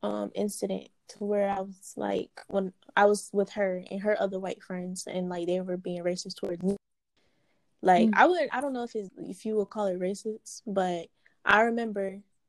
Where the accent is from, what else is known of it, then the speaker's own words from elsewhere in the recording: Durham, United States; When I was growing up in Durham, we stayed in, like, apartments.